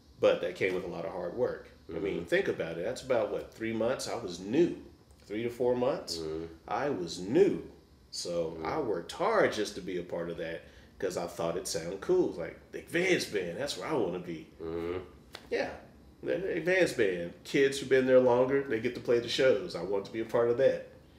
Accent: Dallas, Texas, United States; now in Kansas City, United States; I'm from Dallas, Texas originally, so you could get in band in fourth grade.

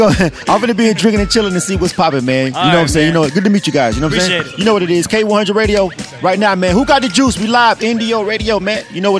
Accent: Florida, United States; now in Atlanta, United States; I'm not born and raised here, but I've been for 20 years, and pretty much Clayco is where I reside. I'm from Florida.

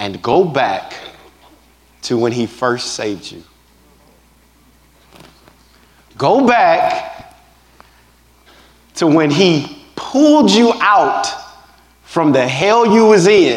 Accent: Texas, United States; Just a country boy from Texas.

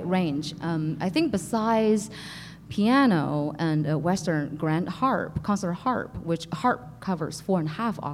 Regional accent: Beijing, China; moved away as an adult; now in United States; I'm originally from Beijing. Was born and raised in Beijing, and came to the States when I was in sophomore year to study music

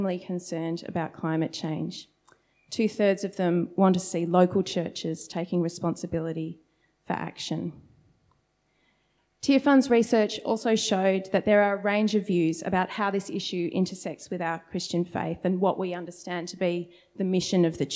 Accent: Sydney, New South Wales, Australia; moved away as an adult; now in Melbourne, Australia; I'd grown up in a very different part of Sydney

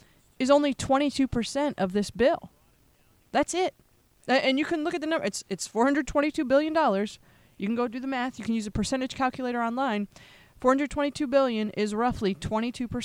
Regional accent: Pennsylvania, United States; my home state of Pennsylvania

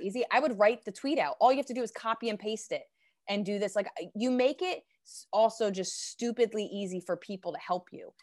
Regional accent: Pennington, New Jersey, United States; also born or lived in Princeton, New Jersey; I grew up, um, kinda half in Princeton, and then by the time I went to high school, I was in Pennington, New Jersey

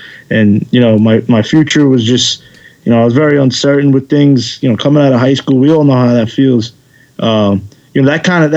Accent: New York City, New York, United States; I was doing everything I possibly could in my little driveway in the backyard in Queens.

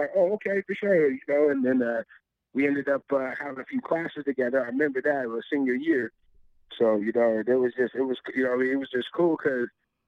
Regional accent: Lancaster, California, United States; also born or lived in Los Angeles, California / Kansas City, Missouri; I grew up mainly in Lancaster, you know. So, but, you know, originally all my family, they're from the L.A. area, really, like the Watts area, you know.

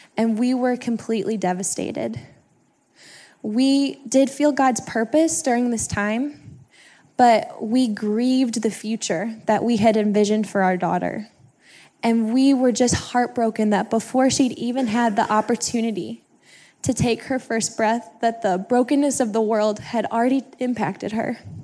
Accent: Kirkwood, Missouri, United States; I'm from the Kirkwood area

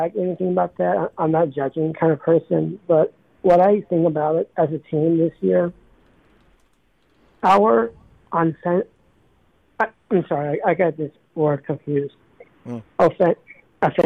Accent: Charleston, South Carolina, United States; I'm from Charleston.

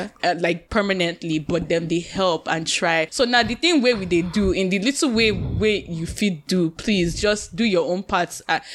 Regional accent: Nigeria; now in Canada; growing up in Nigeria, we were saying, we're so happy to be Nigerians

